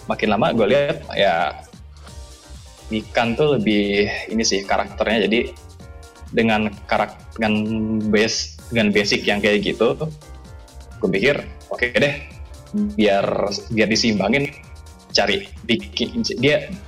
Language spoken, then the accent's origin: Indonesian; Bekasi, West Java, Indonesia; Jadi itu itu lagi masa-masa ya gue kan gue kan Bekasi kan gue asli Bekasi